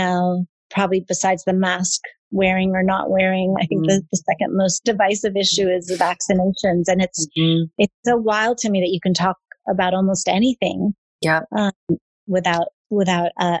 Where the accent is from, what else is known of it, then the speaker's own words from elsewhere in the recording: Iran; now in United States; I'm half American. I'm half Iranian. And I've had the luxury of living in, I grew up in Iran for 10 years.